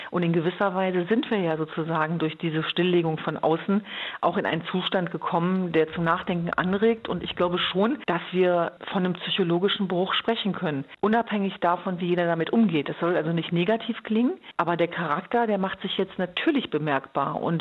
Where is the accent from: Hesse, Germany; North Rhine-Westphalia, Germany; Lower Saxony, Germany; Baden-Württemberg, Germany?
Lower Saxony, Germany; Hanover; Also für mich war ist natürlich Hannover Linden meine Heimat gewesen und ich war immer in beiden Welten zu Hause.